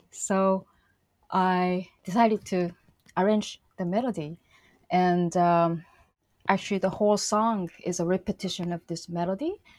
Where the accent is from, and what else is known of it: Shizuoka, Japan; born or raised there; moved away